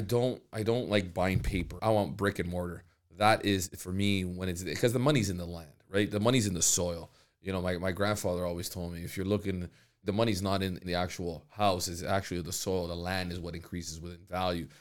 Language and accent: English; Canada; the opportunities that are given to us as Canadians.